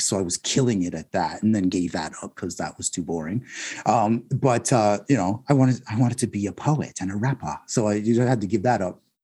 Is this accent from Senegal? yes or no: no; Toronto, Ontario, Canada; now in Whitby, Canada; my Jamaican heritage and my Scarborough upbringing